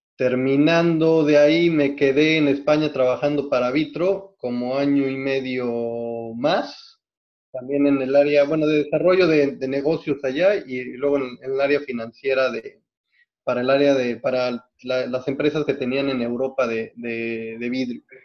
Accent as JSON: {"language": "Spanish", "region": "Mexico City", "country": "Mexico", "tie": "born or raised there", "also_born_or_lived": "Canada", "moved": "as an adult", "lives_now": "Los Cabos, Mexico", "said": "yo nací en la Ciudad de México y viví toda mi infancia en la Ciudad de México básicamente en el sur de la Ciudad de México, en San Jerónimo"}